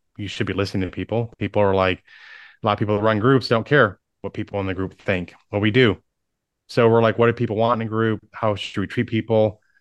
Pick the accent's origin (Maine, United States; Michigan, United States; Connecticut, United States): Michigan, United States; moved away as an adult; now in Dallas, United States; I grew up in Michigan, uh, one of seven kids